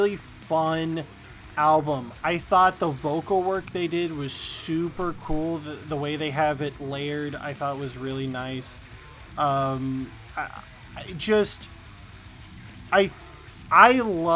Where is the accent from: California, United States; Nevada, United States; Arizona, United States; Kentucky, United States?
Kentucky, United States; I'm a Kentucky boy